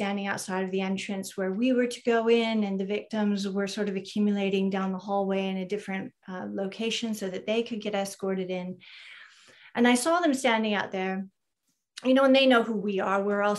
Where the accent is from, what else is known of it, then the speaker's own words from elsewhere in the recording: California, United States; I'm from Ventura County.